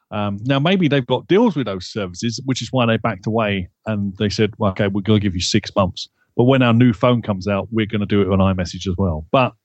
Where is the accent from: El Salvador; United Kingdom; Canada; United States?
United Kingdom; because I'm British. what do you think I'm gonna say?